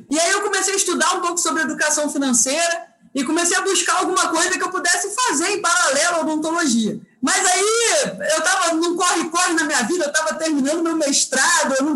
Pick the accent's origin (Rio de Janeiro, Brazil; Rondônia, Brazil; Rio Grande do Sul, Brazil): Rio de Janeiro, Brazil; Sou carioca, sou carioca, exatamente.